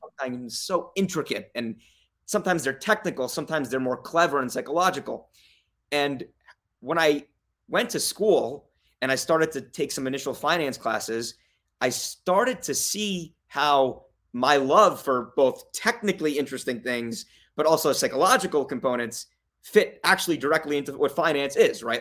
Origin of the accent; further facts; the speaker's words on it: Las Vegas, Nevada, United States; also born or lived in New York / Saint Louis; I was born in New York. I moved to Las Vegas when I was five. I, I grew up here